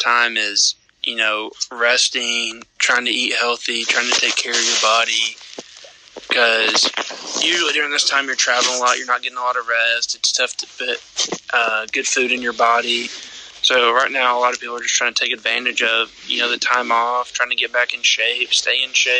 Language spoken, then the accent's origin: English; Maryville, Tennessee, United States; also born or lived in Lynchburg, Tennessee; I'm from Maryville, Tennessee. I'm 21 years old. I went to Maryville High School